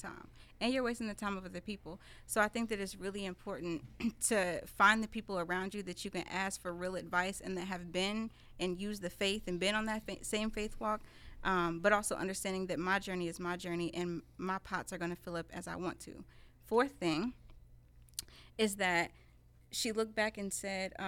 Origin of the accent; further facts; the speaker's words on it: Indianapolis, Indiana, United States; I was born and raised in Southside Indy